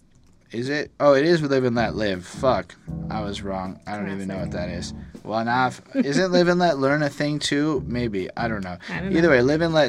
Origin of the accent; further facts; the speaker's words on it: Montreal, Quebec, Canada; growing up in Montreal